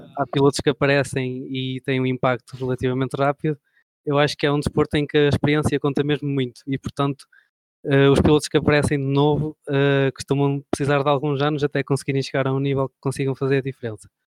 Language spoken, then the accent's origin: Portuguese; near Bragança District, Portugal; no Distrito de Bragança, que passava perto da minha terra